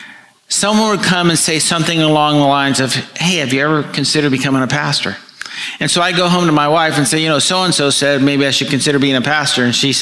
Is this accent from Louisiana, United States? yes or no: no; Miami, Florida, United States; also born or lived in Alabama; So we came down to Miami while he was gone. I went to West Miami Junior High, which is middle school now. Then I went to Coral Park Senior High School, and at the age of 16, I met Christ.